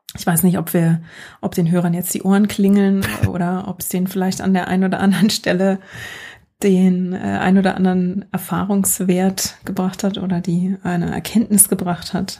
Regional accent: Germany; now in United States; ich komme aus Deutschland

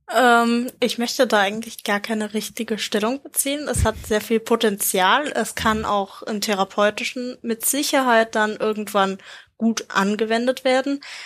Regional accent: Germany; als Deutscher

